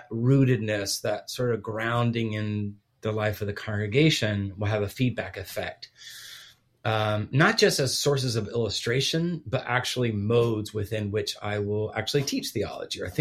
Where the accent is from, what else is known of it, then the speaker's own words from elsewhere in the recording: Guatemala; Yes, so I was born and raised overseas